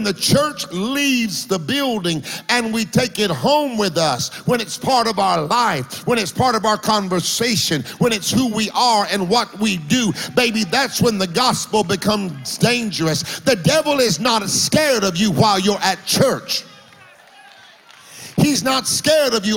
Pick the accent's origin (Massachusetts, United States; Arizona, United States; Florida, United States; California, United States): Florida, United States; I grew up in Florida. I lived in parsonages most of my life